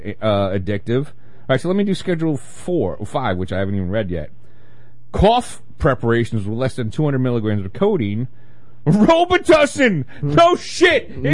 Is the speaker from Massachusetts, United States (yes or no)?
no; New York City, New York, United States; New York didn't get cable TV until I moved out in Brooklyn when I was 25, which was 93?